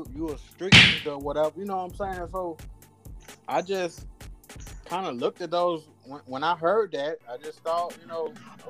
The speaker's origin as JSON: {"language": "English", "town": "Memphis", "region": "Tennessee", "country": "United States", "said": "I'm from Memphis"}